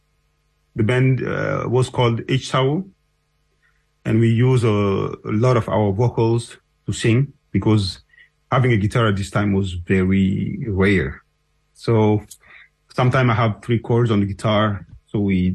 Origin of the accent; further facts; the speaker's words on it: N'Djamena, Chad; also born or lived in south of Chad; I was born in Chad. Bidea, this is a little village of Sara tribe in the south of Chad. And I grew up in N'Djamena, the capital.